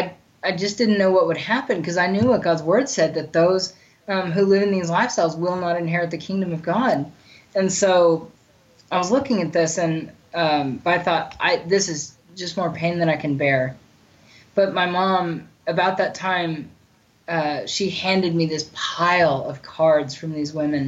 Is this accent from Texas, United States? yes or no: no; Bartlesville, Oklahoma, United States; moved away as an adult; My parents let me move home to Bartlesville, to my hometown